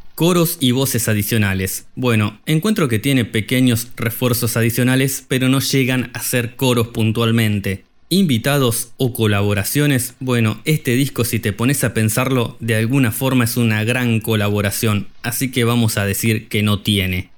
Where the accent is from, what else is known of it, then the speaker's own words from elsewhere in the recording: Argentina; como buenos argentinos que somos